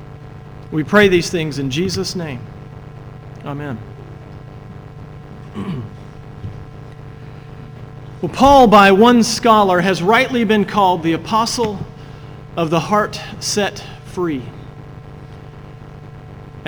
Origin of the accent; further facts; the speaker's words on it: United States; we enjoy as American citizens